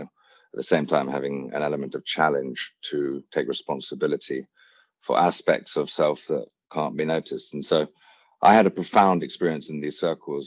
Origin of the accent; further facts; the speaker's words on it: Hampshire, South East England, United Kingdom; also born or lived in Wiltshire; I was born in Wiltshire, raised in Hampshire